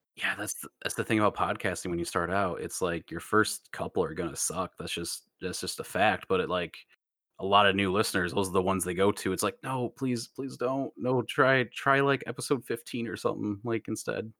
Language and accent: English; United States; I'm Vietnamese American